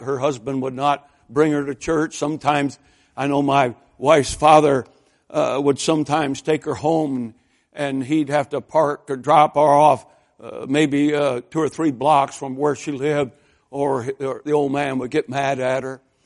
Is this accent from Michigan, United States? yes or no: yes; Lansing, Michigan, United States; I grew up in a General Motors town. I mean, when those first Toyotas showed up in Lansing, Michigan